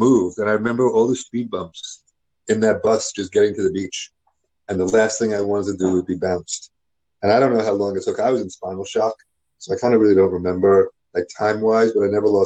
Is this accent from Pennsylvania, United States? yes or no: no; New York City, New York, United States; growing up the way that I grew up in New York City